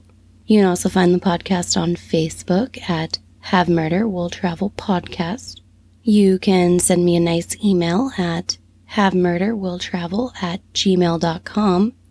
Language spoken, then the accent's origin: English; United States; as an American